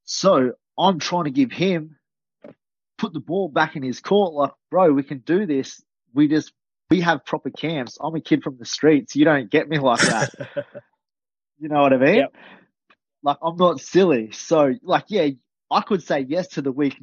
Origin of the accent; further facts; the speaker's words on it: Australia; I'm from Australia